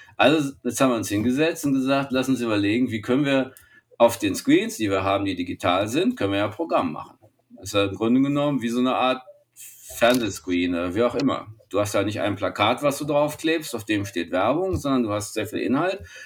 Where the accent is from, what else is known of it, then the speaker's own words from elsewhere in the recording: Germany; als Deutsche